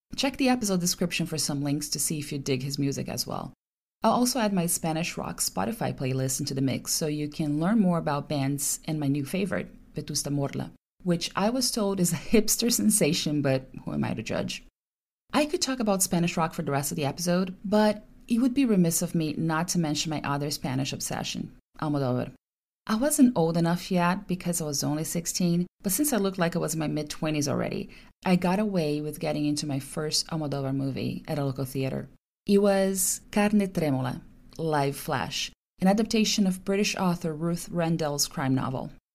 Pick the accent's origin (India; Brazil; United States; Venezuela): Brazil; English is a second language; when the time came for us young Brazilians to find a good job